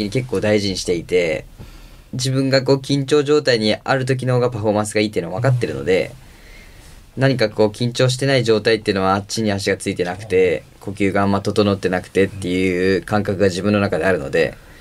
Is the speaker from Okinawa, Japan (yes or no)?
no; Kanagawa, Japan; now in Kobe, Japan; 僕自身出身が湘南で